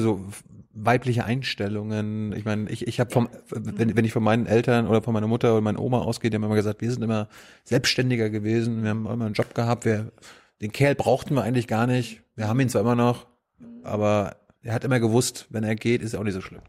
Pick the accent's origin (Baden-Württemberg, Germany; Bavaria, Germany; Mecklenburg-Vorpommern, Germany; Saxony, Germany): Mecklenburg-Vorpommern, Germany; now in Berlin, Germany; Als ich äh, vom Dorf nach Berlin gekommen bin, die, das erste Jahr war echt so, hm, die Menschen sind ja auch ganz anders mhm. als äh, bei mir. Ich komme aus MacPom